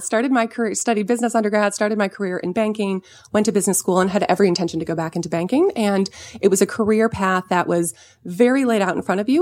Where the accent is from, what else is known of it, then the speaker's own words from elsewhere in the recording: Southern California, United States; I grew up in Southern California